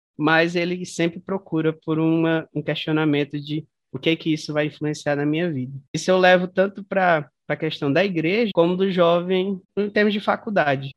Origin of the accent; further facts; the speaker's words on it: Araguaína, Tocantins, Brazil; sou nascida e crescida aí de Araguaína, Tocantins